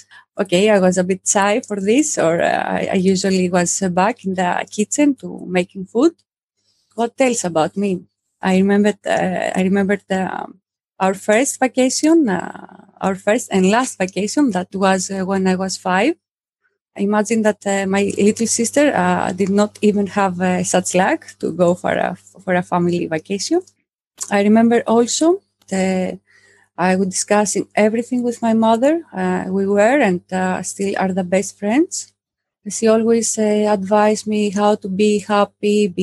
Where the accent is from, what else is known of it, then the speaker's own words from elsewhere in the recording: southern Greece, Greece; moved away; I'm from Greece. I grew up in a small village in the south of Greece